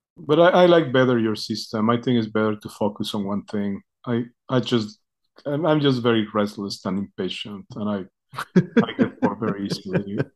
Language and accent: English; Mexico; moved away as an adult; now in United States; I grew up in Mexico